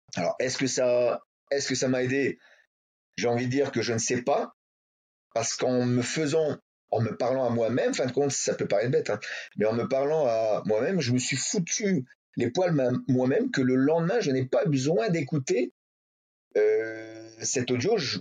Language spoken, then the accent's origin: French; Hauts-de-France, France; je suis de l'Étrême des Hauts-de-France